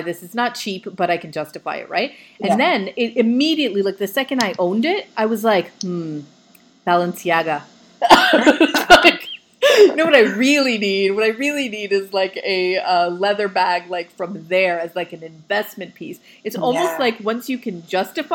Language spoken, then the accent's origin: English; Vancouver, British Columbia, Canada; moved away; I'm from Vancouver.